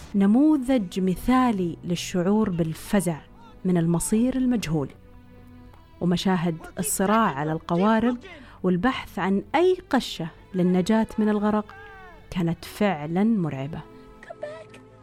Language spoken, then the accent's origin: Arabic; Riyadh, Riyadh Province, Saudi Arabia; إني انولدت وعشت في الرياض